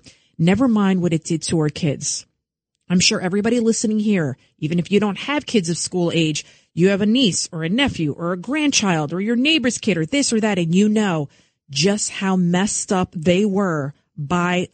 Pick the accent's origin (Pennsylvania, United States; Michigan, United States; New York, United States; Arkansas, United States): New York, United States; New York City; also born or lived in Yonkers, New York; I'm from the Bronx till I was 15. Then we moved to Yonkers, the east side of Yonkers